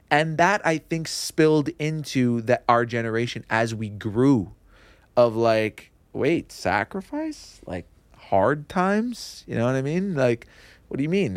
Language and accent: English; Kirkland, Quebec, Canada; also born or lived in Montreal / Dollard-des-Ormeaux; I grew up in Kirkland.